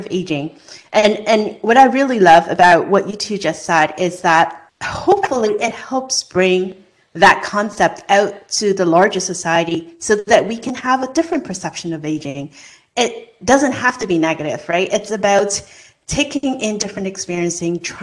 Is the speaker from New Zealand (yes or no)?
no; Hong Kong; moved away as an adult; now in United States; when I was growing up in Hong Kong